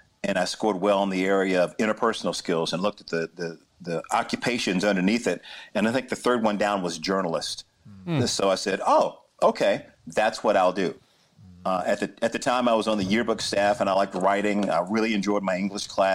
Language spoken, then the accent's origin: English; Chapel Hill, North Carolina, United States; I grew up in Chapel Hill, North Carolina